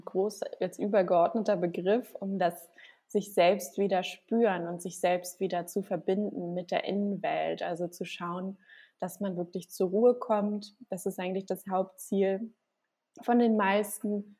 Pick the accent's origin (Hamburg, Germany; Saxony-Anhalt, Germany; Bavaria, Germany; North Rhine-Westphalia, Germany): Hamburg, Germany; moved away as an adult; now in Gran Canaria, Spain; ich komme gebürtig aus Hamburg und bin aber jetzt seit ja, anderthalb Jahren auf Gran Canaria